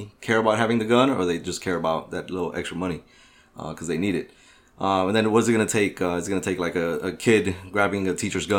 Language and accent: English; Miami, Florida, United States; And my elementary school was in Overtown when gangs were actually there.